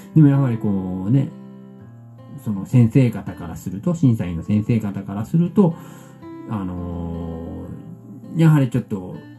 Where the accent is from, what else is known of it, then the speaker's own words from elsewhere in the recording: Fukuoka, Japan; 我々福岡から